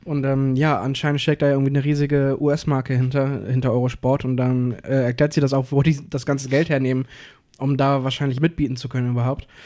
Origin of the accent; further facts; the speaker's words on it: Hamburg, Germany; wir, wir kommen aus Hamburg und Cuxhaven